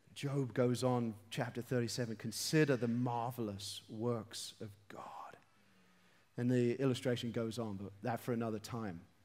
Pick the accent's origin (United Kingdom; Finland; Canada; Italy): United Kingdom; London; I'm from London.